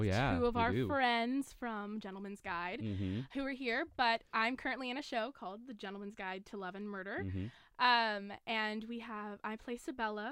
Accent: Nederland, Texas, United States; now in Corpus Christi, United States; I'm from Nederland, Texas, which is about 45 minutes from Louisiana.

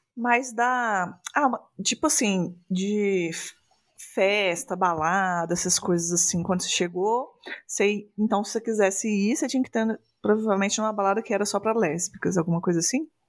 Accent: Minas Gerais, Brazil; eu sou aqui de Minas Gerais

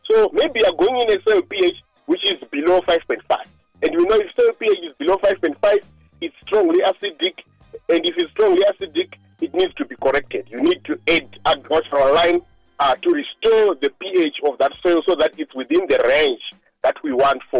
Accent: Mazoe, Mashonaland Central, Zimbabwe; also born or lived in Chivu; I come from Mazoe. You know, there are red soils. You see, they are known to be very rich and stuff like that.

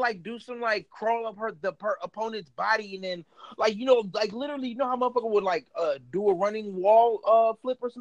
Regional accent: United States; I'm a full-blood Jamaican, but I ain't gonna lie to you. I was born in America

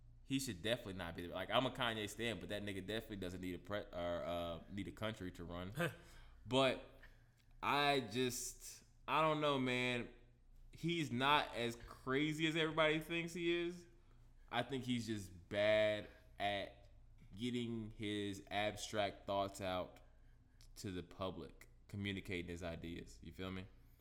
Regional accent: Tennessee, United States; I'm from Tennessee

